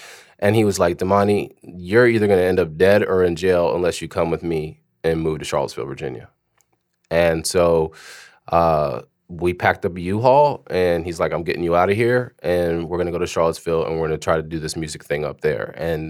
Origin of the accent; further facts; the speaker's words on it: Germany; But prior to that, I grew up grew up in Germany. My dad was in the military. I was a military brat. We lived off the base all the time.